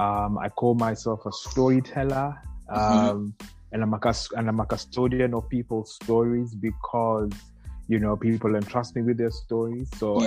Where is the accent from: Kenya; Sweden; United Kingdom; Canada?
Kenya; Nairobi; moved away as an adult; now in Kilifi, Kenya; Born and bred in Nairobi, but moved to Kilifi just four years ago. So I live by the sea now, a much simpler life, a happier life.